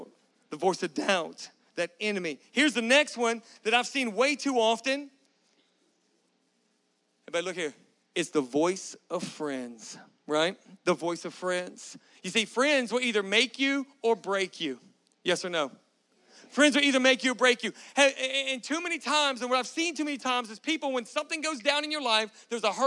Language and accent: English; Galveston, Texas, United States; I grew up in Galveston, Texas. Anybody know what Galveston is? That's where I'm from. That's where I grew up